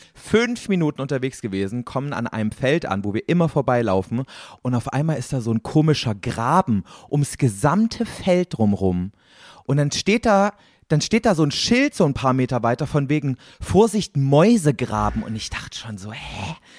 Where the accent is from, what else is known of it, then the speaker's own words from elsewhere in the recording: East Germany, Germany; Ich komme aus Ostdeutschland, da gab es keine Wurfzelte